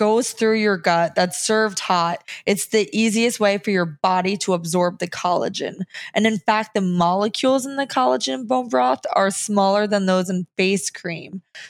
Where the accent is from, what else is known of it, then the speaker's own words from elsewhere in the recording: New Jersey, United States; because I'm from New Jersey.